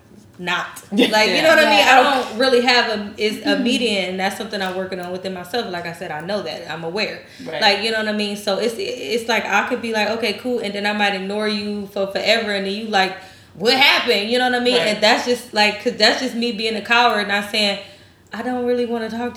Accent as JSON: {"language": "English", "region": "Midwest", "country": "United States", "said": "I'm from the Midwest."}